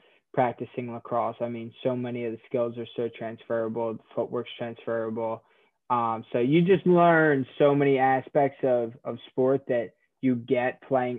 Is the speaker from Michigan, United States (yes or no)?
no; Upper Dublin, Pennsylvania, United States; I am from Philadelphia. Specifically, Upper Dublin, PA, lived all over Upper Dublin, and grew up here my whole life, never moved